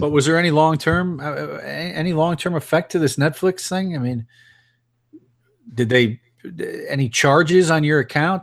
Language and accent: English; Chicago, Illinois, United States; moved away as an adult; Both Melissa and I are from Illinois. We're from around Chicago